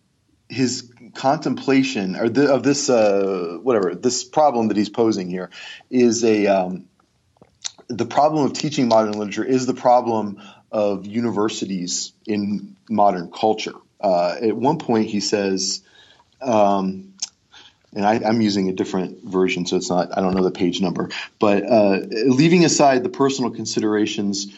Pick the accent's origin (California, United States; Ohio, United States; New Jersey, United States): Ohio, United States; Cleveland; also born or lived in Georgia; now in Pennsylvania, United States; I'm from Cleveland